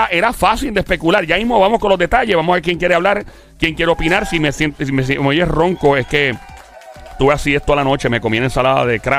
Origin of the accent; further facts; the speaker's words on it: Carolina, Puerto Rico; soy de Carolina.